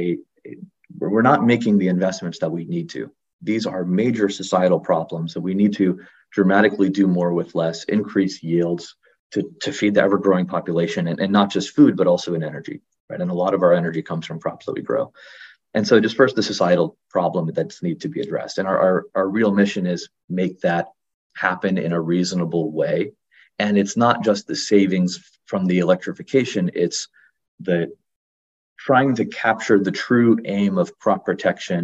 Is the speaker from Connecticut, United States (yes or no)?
no; South Florida, United States; growing up in South Florida